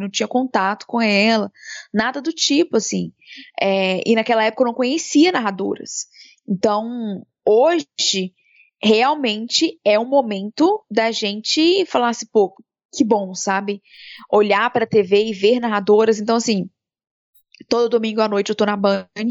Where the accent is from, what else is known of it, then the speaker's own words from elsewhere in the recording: interior of Minas Gerais, Brazil; also born or lived in Belo Horizonte, Brazil; now in São Paulo, Brazil; eu sou do interior de Minas. Quando eu mudei para BH foi super difícil para deixar minha mãe e as minhas irmãs para trás